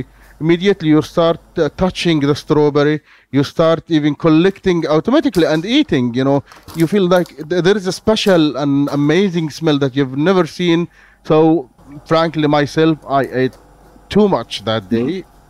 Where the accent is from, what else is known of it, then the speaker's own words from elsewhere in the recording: Gaza, Gaza Strip, Palestine; I tell them I am from Gaza